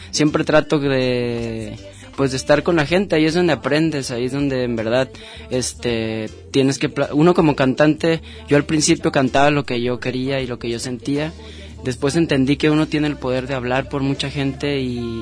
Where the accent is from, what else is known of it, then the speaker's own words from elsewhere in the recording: Guadalajara, Jalisco, Mexico; now in Ajijic, Mexico; yo, yo crecí en Santa Tere.